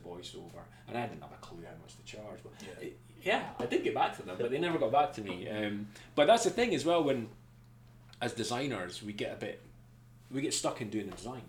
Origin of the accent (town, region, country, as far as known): Scotland, United Kingdom; accent: Scottish